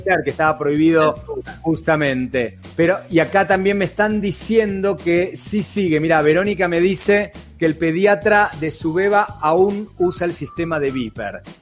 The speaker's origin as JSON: {"language": "Spanish", "country": "Argentina", "accent": "Argentine"}